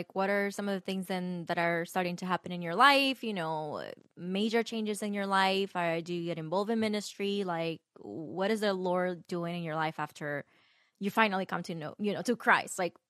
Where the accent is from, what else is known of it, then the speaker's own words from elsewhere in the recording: Dominican Republic; I'm from Dominican Republic.